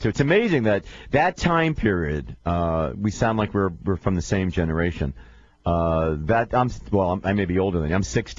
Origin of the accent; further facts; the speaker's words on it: New York City, New York, United States; I grew up in New York City.